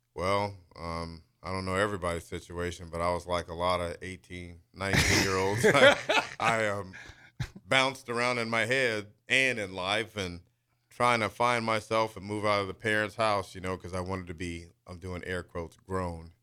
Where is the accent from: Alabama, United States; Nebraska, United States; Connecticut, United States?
Nebraska, United States; Lincoln; also born or lived in Wichita, Kansas / Topeka, Kansas; I did grow up here in Lincoln. I'm originally born in Wichita, lived in Topeka for a while.